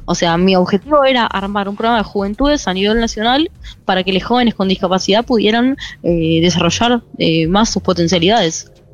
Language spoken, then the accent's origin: Spanish; Moreno, Buenos Aires Province, Argentina; soy de Moreno, soy de Conurbano bonaerense